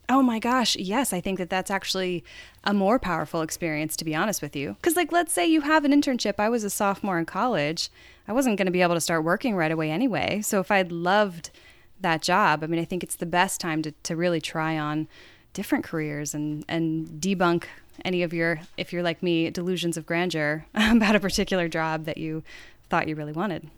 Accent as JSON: {"language": "English", "town": "Chesterfield", "region": "Virginia", "country": "United States", "tie": "born or raised there", "moved": "as an adult", "lives_now": "Los Angeles, United States", "said": "I grew up in Chesterfield, Virginia"}